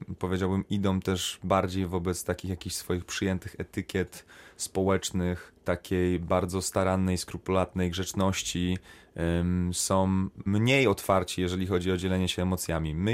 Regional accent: Poland; moved away; also born or lived in Sweden; będąc w Szwecji przez 9 lat, ja zawsze sobie powtarzałem, że ja nie jestem Szwedem, ja jestem Polakiem.

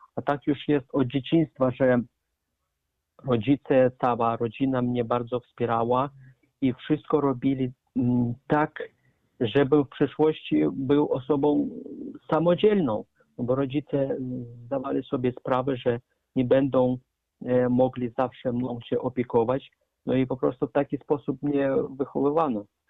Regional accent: Arkhangelsk, Arkhangelsk Oblast, Russia; now in Poland; urodziłem się w Federacji Rosyjskiej, w Archangelsku

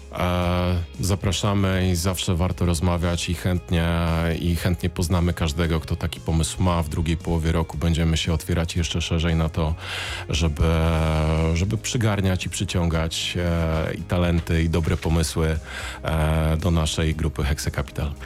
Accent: Siechnice, Lower Silesian Voivodeship, Poland; also born or lived in Wrocław; jestem wrocławianinem, e, uznałeś, że nie, nieprawdziwym, bo z Siechnic

